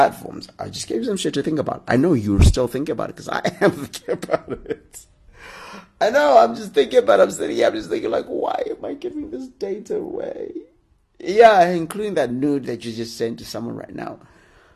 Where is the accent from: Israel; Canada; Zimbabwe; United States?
Zimbabwe; now in Harare, Zimbabwe; I suppose normally I record it from Harare, which is my hometown